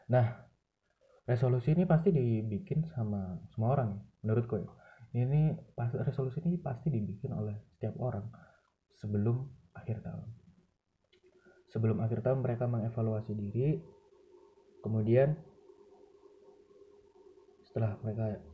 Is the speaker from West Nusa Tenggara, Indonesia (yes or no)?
no; Malang, East Java, Indonesia; aku ya sebagai warga Malang sebagai orang yang emang dari lahir udah tinggal di Malang